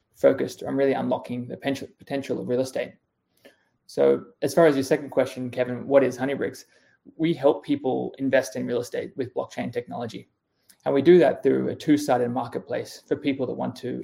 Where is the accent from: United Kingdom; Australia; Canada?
Australia; moved away as an adult; now in United States; I'm Australian. I moved to the US in 2015